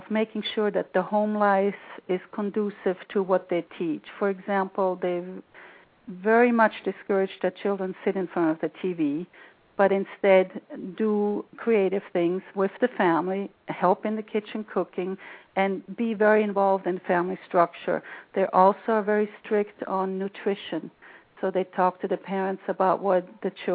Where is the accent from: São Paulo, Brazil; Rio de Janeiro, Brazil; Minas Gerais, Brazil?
Rio de Janeiro, Brazil; moved away; I was born in 1953 in Rio, which is one of the most beautiful cities on earth. And my childhood was a very nurturing, very well-rounded childhood.